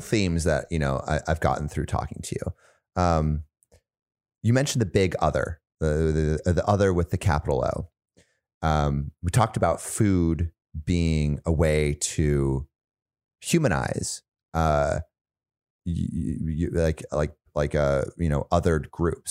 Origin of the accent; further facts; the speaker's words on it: United States; as American